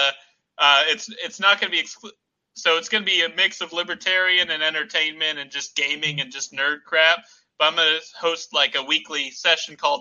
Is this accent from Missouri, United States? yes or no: yes; Hollister, Missouri, United States; I grew up just in Branson across the river in Hollister